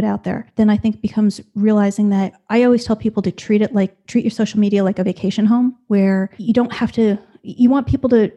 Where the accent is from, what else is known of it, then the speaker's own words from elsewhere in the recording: within an hour of New York City, Northeast, United States; moved away as an adult; now in Raleigh, North Carolina, United States; originally, I was from the Northeast, never lived more than an hour outside of New York City my whole life till we moved here